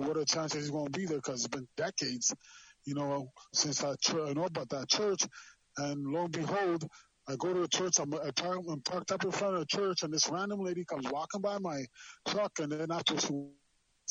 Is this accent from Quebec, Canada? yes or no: yes; Montreal, Quebec, Canada; moved away as an adult; also born or lived in Trinidad / Dallas, Texas; now in Toronto, Canada; I was born in Trinidad, grew up in Montreal, Canada.